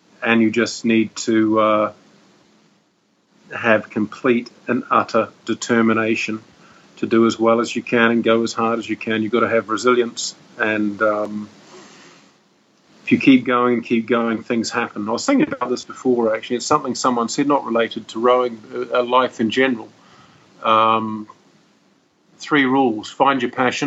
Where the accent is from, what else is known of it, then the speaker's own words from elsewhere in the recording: New Zealand; moved away as an adult; now in Dubai, United Arab Emirates; I grew up in New Zealand